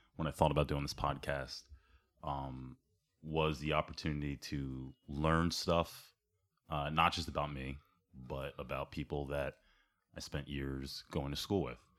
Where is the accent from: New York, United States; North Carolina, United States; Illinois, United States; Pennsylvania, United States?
Pennsylvania, United States; Ambler; I grew up in Ambler, I grew up in South Ambler